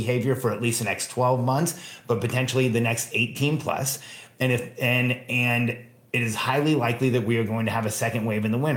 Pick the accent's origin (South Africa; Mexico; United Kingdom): Mexico; now in United States; I was born in Mexico